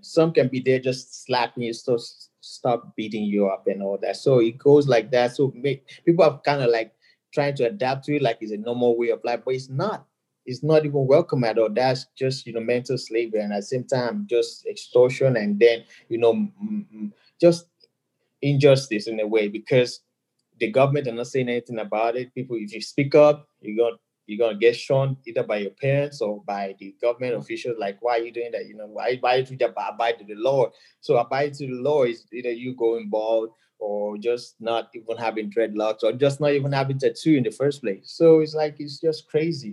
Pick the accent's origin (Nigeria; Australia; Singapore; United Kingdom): Nigeria; moved away as an adult; now in United States; I'm a DJ, Nigerian, born and raised, um, and I moved